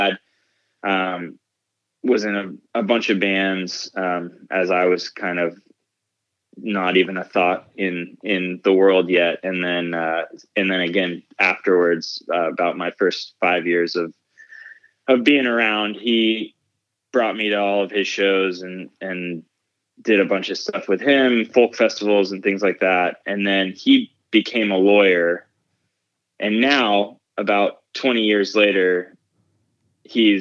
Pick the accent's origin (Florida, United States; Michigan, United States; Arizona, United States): Florida, United States; West Palm Beach; moved away as an adult; also born or lived in St. Augustine, Florida; now in Nashville, United States; I grew up in South Florida, West Palm Beach, went to an arts high school there